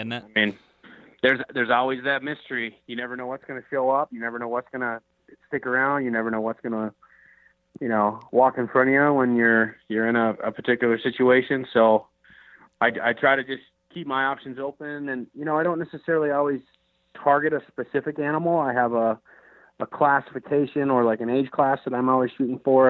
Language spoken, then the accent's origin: English; Minnesota, United States; I grew up in the Midwest in uh, in Minnesota, and you know, grew up grouse hunting, duck hunting